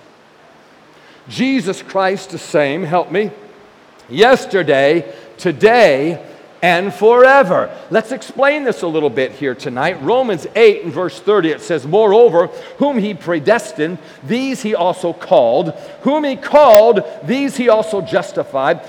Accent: New York, United States; I'm a New Yorker

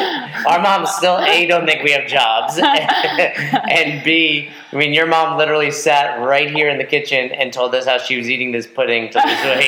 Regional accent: Northeast, United States; I'm from the Northeast.

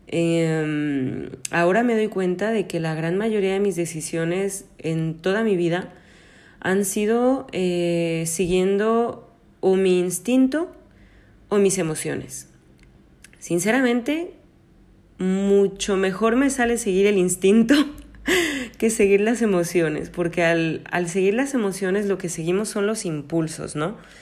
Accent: Mexico; also born or lived in Spain; now in Paris, France; nací y crecí en México, luego estuve en España 12 años

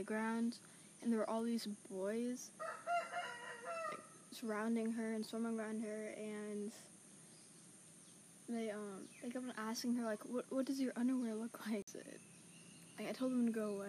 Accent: Santa Rosa, California, United States; born or raised there; also born or lived in Arizona / Mendocino, California

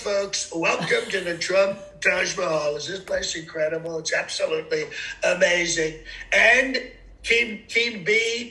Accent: Northeast United States, United States; accent: nasal; I'm from the Northeast United States.

